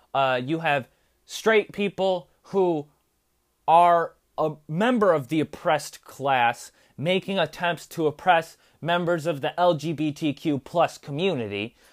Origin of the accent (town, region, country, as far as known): United States